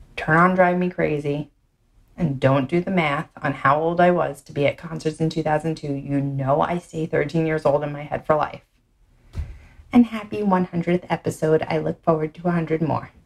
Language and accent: English; New York City, New York, United States; accent: Brooklyn; my Brooklyn accent